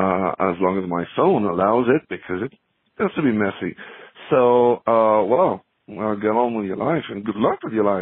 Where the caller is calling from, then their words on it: Paris, Île-de-France, France; I'm calling you from Paris in France.